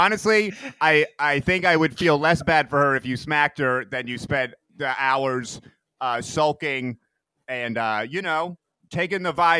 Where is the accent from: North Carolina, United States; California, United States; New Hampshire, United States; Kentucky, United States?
New Hampshire, United States; born there; I was born in New Hampshire to two Boston parents, and I'm a product of my environment.